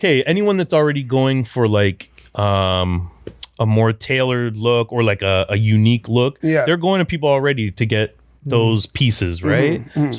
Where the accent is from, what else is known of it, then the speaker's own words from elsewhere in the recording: Newmarket, Ontario, Canada; I actually grew up in Newmarket.